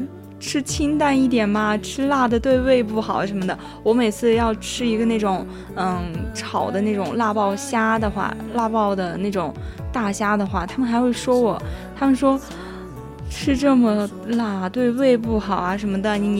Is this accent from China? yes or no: yes; Ningxia, China; 就特别是因为我家是宁夏的嘛，西北那边的，然后我们家哦，我就真的特别想回去吃烧烤